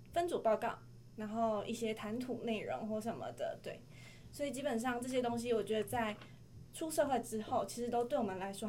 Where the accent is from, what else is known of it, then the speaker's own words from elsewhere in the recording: Chiayi, Taiwan; 是嘉义，